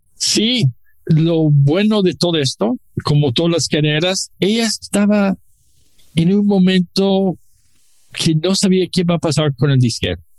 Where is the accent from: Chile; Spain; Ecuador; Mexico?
Mexico; Mexico City; Los dos somos chilangos.